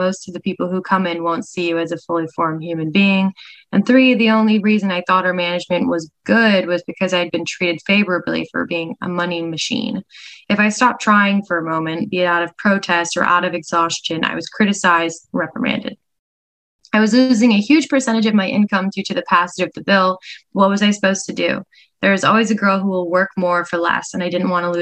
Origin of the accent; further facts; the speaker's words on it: Grand Rapids, Michigan, United States; moved away as an adult; now in Los Angeles, United States; my hometown of Grand Rapids, Michigan, when I was a 19-year-old college student.